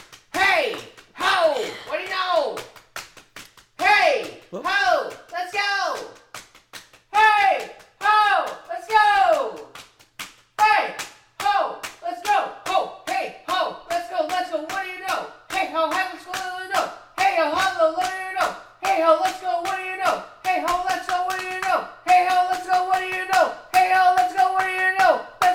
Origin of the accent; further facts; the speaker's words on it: East Coast, United States; I'm from